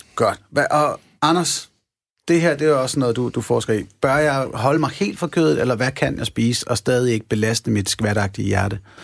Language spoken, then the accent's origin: Danish; Denmark; Jeg er en ud af de 39 procent af danskerne